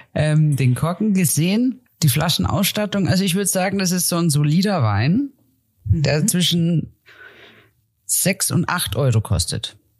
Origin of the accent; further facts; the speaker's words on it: Germany; wie ich, die jetzt aufgewachsen ist im Alpenvorland